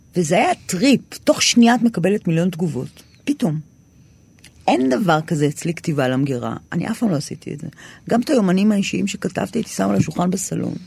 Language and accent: Hebrew; Tel Aviv-Yafo, Tel Aviv District, Israel; אני גדלתי ביפו ג'